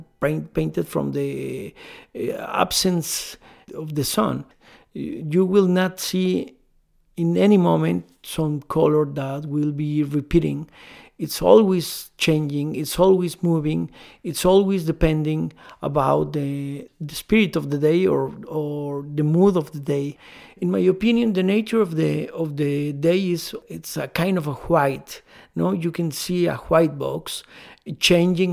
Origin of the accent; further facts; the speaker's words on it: Mexico City, Mexico; I am from Mexico City.